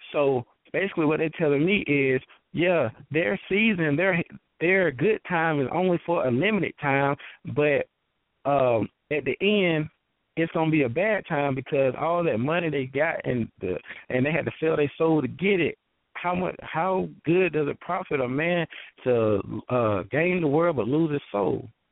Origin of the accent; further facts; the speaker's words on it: Thomson, Georgia, United States; I'm from uh Thompson, Georgia.